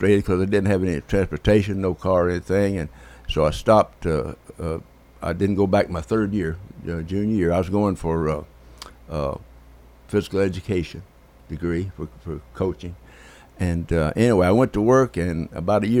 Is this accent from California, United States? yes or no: no; Theta, Tennessee, United States; I grew up in a village called Theta, T-H-E-T-A, Theta, Tennessee. It's between Santa Fe and Spring Hill.